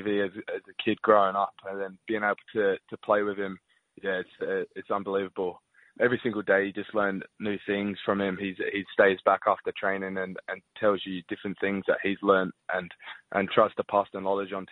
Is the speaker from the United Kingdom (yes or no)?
yes; England, United Kingdom; now in Brisbane, Australia; I was born in England. I lived there when I was younger, so just got to support my roots